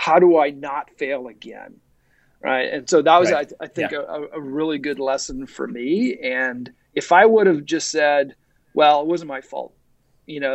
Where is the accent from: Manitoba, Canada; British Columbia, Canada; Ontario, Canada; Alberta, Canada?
Ontario, Canada; Ottawa; moved away as an adult; also born or lived in Silicon Valley, United States; now in Toronto, Canada; I grew up in Ottawa, and I went down to the Valley